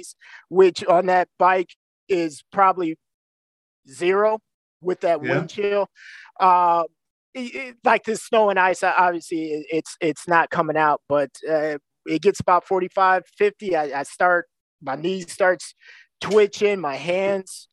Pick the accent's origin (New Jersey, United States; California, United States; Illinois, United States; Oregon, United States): Illinois, United States; Waukegan; moved away as an adult; also born or lived in Louisiana / District of Columbia; now in Wisconsin, United States; I grew up in Waukegan. So then I'm close enough to Chicago